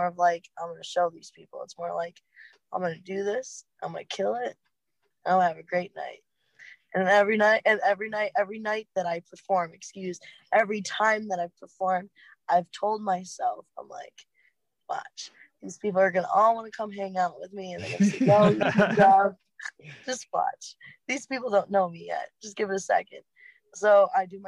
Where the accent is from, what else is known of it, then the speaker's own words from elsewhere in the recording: Muskegon area, Michigan, United States; Rothbury is for Electric Forest? It's okay, literally right outside my hometown